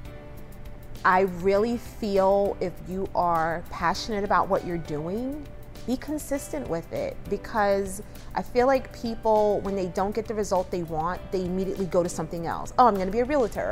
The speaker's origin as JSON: {"language": "English", "town": "Asbury Park", "region": "New Jersey", "country": "United States", "tie": "born or raised there", "also_born_or_lived": "New York", "moved": "as an adult", "lives_now": "Charleston, United States", "said": "I grew up in a small town in New Jersey, Asbury Park, New Jersey"}